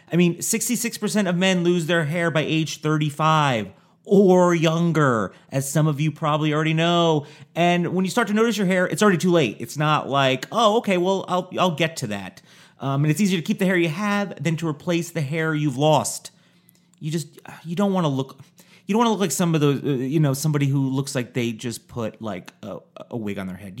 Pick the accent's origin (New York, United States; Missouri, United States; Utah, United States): New York, United States; Newburgh; also born or lived in New Jersey; Born in New Jersey, and at ten, I moved to, uh, New York, but I moved to Orange County, New York, near Poughkeepsie.